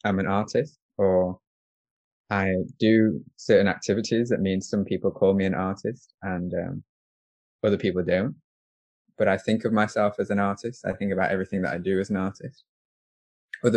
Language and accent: English; Doncaster, Yorkshire and the Humber, United Kingdom; moved away as an adult; I'm from Doncaster. I grew up there. I was born there. I moved out when I was 18.